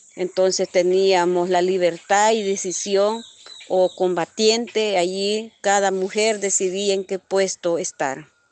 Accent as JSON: {"language": "Spanish", "country": "El Salvador", "also_born_or_lived": "Honduras", "said": "soy del Salvador, vivo en una comunidad Santa Marta heroica."}